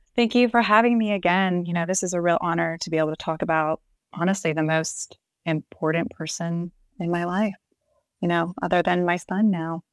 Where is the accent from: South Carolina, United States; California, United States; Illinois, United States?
South Carolina, United States; moved away as an adult; also born or lived in Columbia, South Carolina; now in Roanoke, United States; I'm really, originally from South Carolina